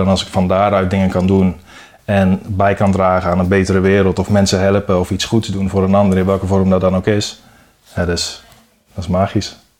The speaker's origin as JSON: {"language": "Dutch", "town": "Sprang-Capelle", "region": "North Brabant", "country": "Netherlands", "tie": "born or raised there", "also_born_or_lived": "Dirksland, South Holland / Hoogvliet, Rotterdam", "said": "Toen verhuisd naar Sprankapelle. En daar woon ik nu ook"}